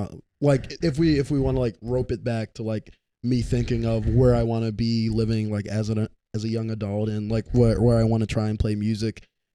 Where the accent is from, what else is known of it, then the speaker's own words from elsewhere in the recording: Richmond, Virginia, United States; I grew up like on the south side of Richmond. So okay. You just leave the downtown area and head like south in Richmond for about like 10 minutes. And then that's about where I grew up over there.